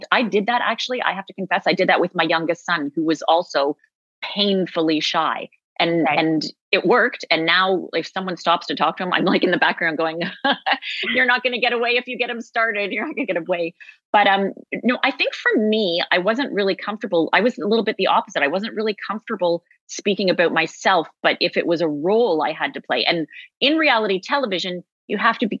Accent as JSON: {"language": "English", "town": "Toronto", "region": "Ontario", "country": "Canada", "said": "I am from Toronto"}